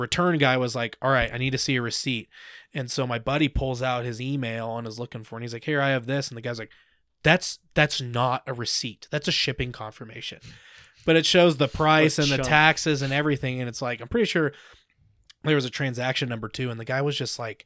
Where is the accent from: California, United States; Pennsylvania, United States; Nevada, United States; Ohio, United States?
Ohio, United States; I'm from Ohio though, dude. We have crackheads all the time out there